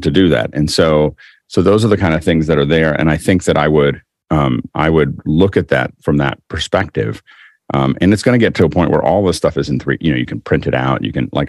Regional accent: Pittsburgh, Pennsylvania, United States; I'm from Pittsburgh

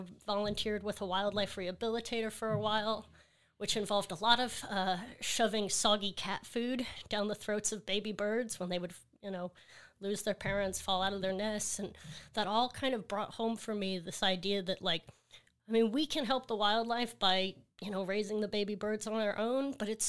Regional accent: Seabrook, Texas, United States; So I'm from Seabrook, Texas. El Lago is the name of the neighborhood, and it's right next to NASA, so a lot of science in that community.

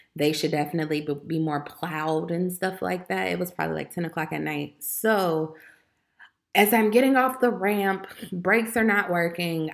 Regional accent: Chicago, Illinois, United States; I'm from Chicago, Illinois

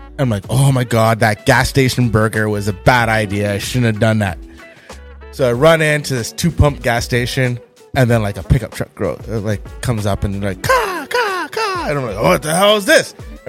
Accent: Canada; I'm a Canadian.

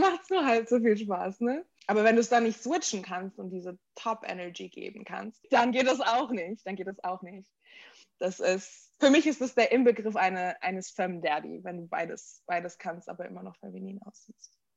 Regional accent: Germany; also born or lived in United States; So meine Kindheit war komplett deutsch. Ich bin hier aufgewachsen

